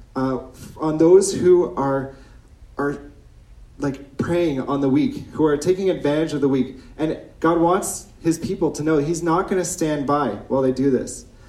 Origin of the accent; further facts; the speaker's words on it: Ontario, Canada; moved away as an adult; now in Chambly, Canada; I come from Ontario. I've been in Quebec for nine years